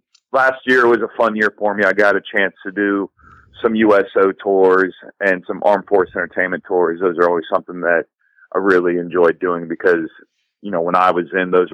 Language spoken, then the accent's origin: English; Ohio, United States; moved away as an adult; now in Los Angeles, United States; I'm originally born and raised in Ohio. I moved out to LA about 7 years ago